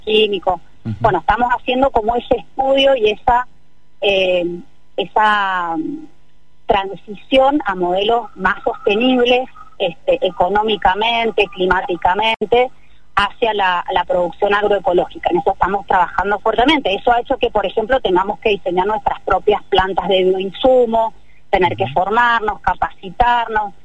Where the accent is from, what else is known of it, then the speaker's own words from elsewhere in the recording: Mendoza, Argentina; para un mendocino